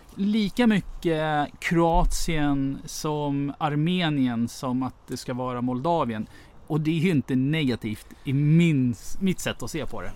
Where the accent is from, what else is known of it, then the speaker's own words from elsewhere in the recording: Russia; now in Sweden; som ryss själv